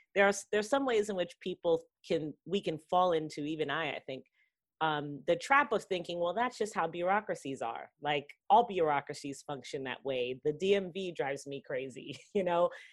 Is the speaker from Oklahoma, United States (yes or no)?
no; New York City, New York, United States; I grew up in Queens, in New York City